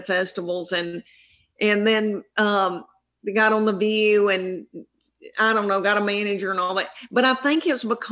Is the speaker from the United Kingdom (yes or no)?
no; the South, United States; accent: Southern; now in Tennessee, United States; I'm from the South, and this is a real Southern accent